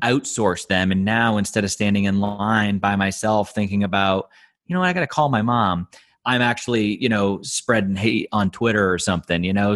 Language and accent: English; Boston, Massachusetts, United States; moved away as an adult; now in Luxembourg; I grew up in the Boston area